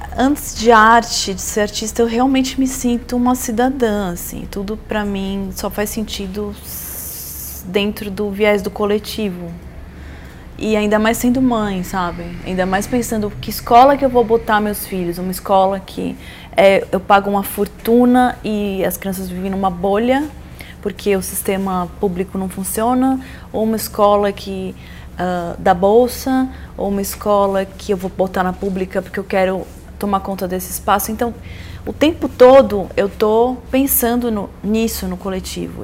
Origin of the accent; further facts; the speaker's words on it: São Paulo, Brazil; also born or lived in São Sebastião / United States; eu sou de São Paulo, mas eu sempre eu fui criada no mar